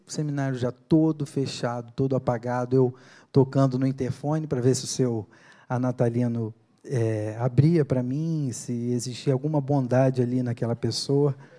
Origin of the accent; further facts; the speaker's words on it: Niterói, Rio de Janeiro, Brazil; moved away as an adult; now in São Paulo, Brazil; lá em Niterói, no Rio de Janeiro, de onde eu sou